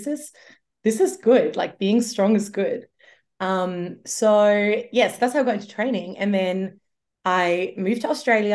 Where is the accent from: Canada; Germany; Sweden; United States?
Germany; moved away; I grew up in Germany